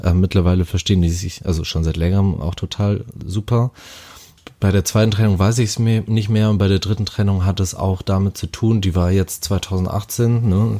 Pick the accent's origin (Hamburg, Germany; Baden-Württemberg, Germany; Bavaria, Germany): Hamburg, Germany; ich komme aus Hamburg, bin 30 Jahre jung geworden